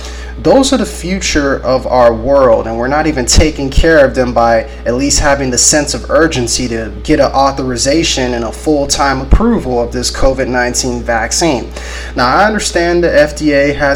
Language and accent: English; Corpus Christi, Texas, United States; here in my hometown of Corpus Christi, Texas